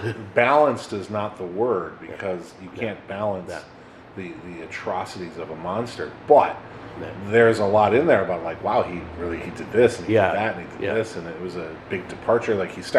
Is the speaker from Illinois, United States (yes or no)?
yes; Chicago, Illinois, United States; when I grew up in Chicago, you know, I grew up partially in Bridgeport, but then when my parents split up, my mom and I moved to the Gold Coast, downtown.